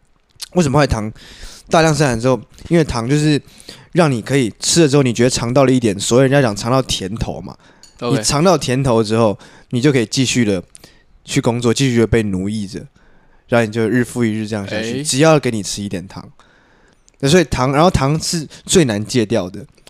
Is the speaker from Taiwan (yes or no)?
yes; Taiwan; 但是身为一个台湾人，身体里面一定要亚硝酸盐哦。